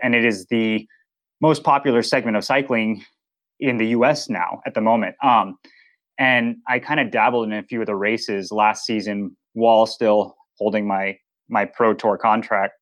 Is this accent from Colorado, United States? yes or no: yes; Boulder, Colorado, United States; I grew up in Boulder, Colorado, so outdoor sports, Mecca